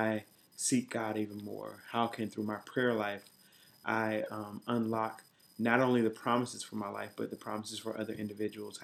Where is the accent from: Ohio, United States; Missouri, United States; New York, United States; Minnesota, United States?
Ohio, United States; Columbus; moved away as an adult; also born or lived in Dayton, Ohio; now in Washington, D.C., United States; I'm originally from Columbus, Ohio. And so I grew up in a church called Bible Way Church.